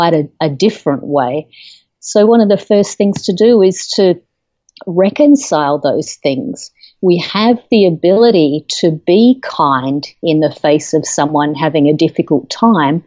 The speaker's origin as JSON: {"language": "English", "country": "Australia", "moved": "as an adult", "lives_now": "United States", "said": "I'm originally from Australia. I've lived in the United States for about 13 years"}